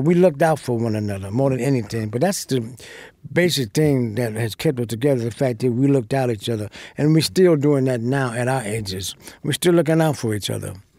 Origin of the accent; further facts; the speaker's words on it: United States; I'm an American. I was born here. This is my country